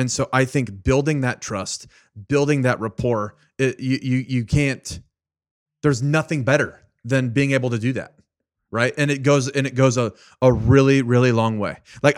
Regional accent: Richmond, Virginia, United States; born there; because you knew that I was born in Richmond, Virginia, right?

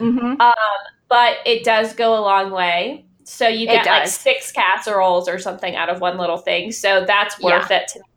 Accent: the South, United States; So I grew up in the South and my mom is from Florida, Miami

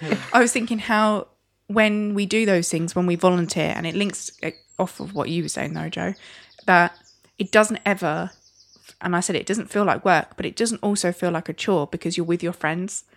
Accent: Sittingbourne, South East England, United Kingdom; in my church growing up in Sittingbourne Salvation Army

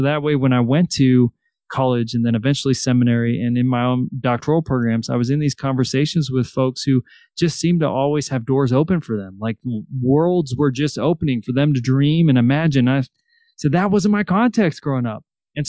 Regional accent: Salinas, California, United States; I grew up in Salinas, California

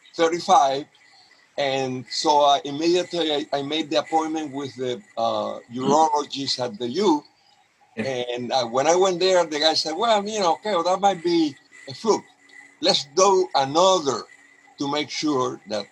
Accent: Cuba; moved away as an adult; also born or lived in Honduras; now in Seattle, United States; I am from Cuba

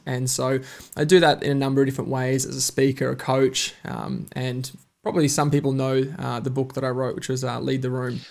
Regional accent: Bundaberg, Queensland, Australia; also born or lived in Alice Springs, Northern Territory; I was born in Bundaberg, uh, up in Queensland. Uh, I moved quite quickly to Alice Springs and then, uh, spent five years in the Northern Territory before moving back to Bundaberg and spent most of my kind of early life there

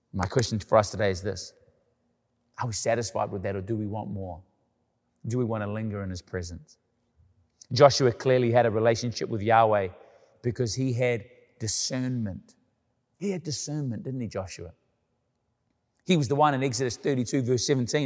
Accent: Canada; living in Canada, about being Canadian

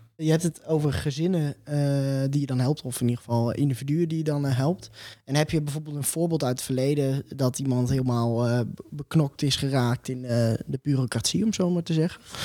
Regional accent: Mantgum, Friesland, Netherlands; in het dorp waar ik ben opgegroeid, Mantrum

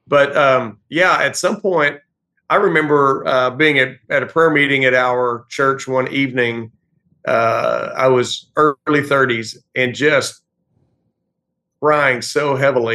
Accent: East Texas, United States; I am from East Texas. Grew up in a small town here and still live pretty close by.

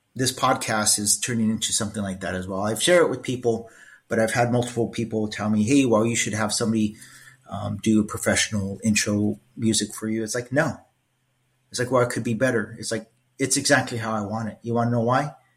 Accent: Los Angeles, California, United States; growing up in East LA, right, I excelled at school

